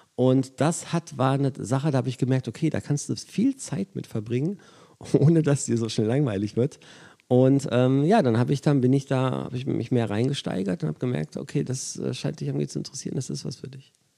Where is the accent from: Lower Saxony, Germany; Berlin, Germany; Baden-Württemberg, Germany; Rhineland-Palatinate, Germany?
Lower Saxony, Germany; Braunschweig; moved away; ich in meiner Heimatstadt auflege